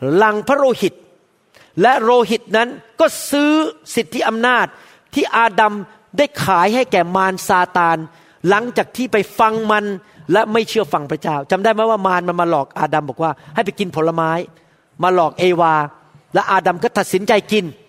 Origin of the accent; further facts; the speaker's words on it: Thailand; accent: Thai; moved away as an adult; now in United States; ผมเป็นหมอคนไทย